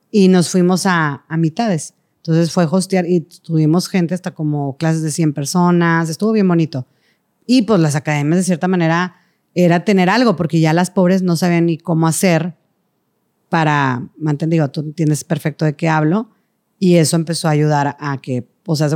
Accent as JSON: {"language": "Spanish", "country": "Venezuela", "said": "porque yo nunca puedo ir porque soy de Venezuela y me cuesta el boleto"}